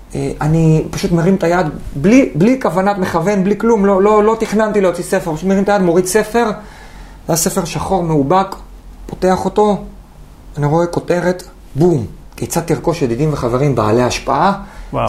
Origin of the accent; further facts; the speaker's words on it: Haifa, Haifa District, Israel; בחיפה, גדלתי באדר